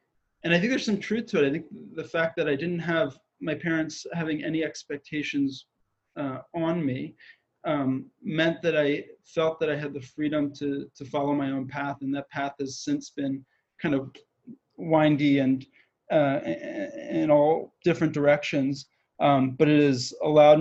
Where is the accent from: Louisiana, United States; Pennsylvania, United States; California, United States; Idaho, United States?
Pennsylvania, United States; outside of Philadelphia; I grew up outside of Philly